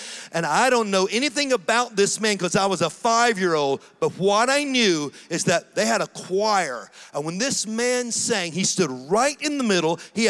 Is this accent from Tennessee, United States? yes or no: yes; Tennessee, United States; born there; also born or lived in Georgia, United States; I was born in Tennessee, and so we'd moved to Georgia, and we'd moved to Tennessee, and then we moved back to Georgia.